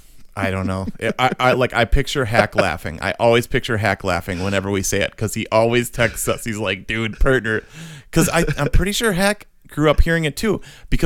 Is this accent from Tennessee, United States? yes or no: no; Wisconsin, United States; So where it came from, so we're from Wisconsin. People obviously know that. I'm actually wearing a UW-Madison sweatshirt right now, represent. Go Badgers.